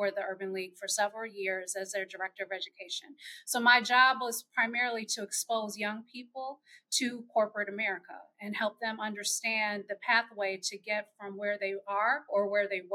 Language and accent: English; Chicago, Illinois, United States; I am born and raised in Chicago, Illinois